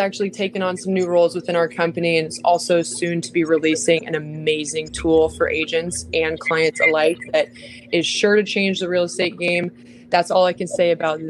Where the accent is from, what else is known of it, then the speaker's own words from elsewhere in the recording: Bay Area, California, United States; moved away as an adult; now in San Diego, United States; I was born and raised in the Bay Area, grew up in a big Italian family